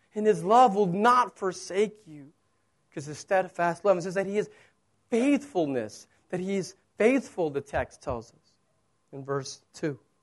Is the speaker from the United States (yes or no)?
yes; United States; moved away; I'm American